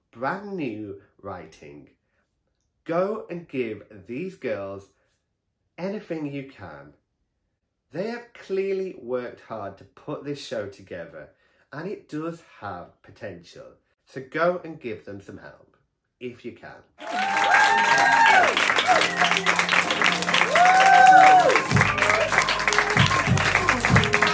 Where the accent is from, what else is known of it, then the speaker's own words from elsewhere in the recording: Stockton-on-Tees, North East England, United Kingdom; Stockton, which bizarrely is my hometown.